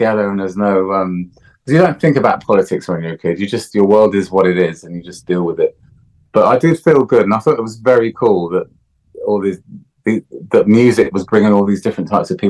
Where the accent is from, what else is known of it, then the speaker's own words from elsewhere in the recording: Jamaica; But, you know, growing up in Jamaica, the resources are a little bit scarce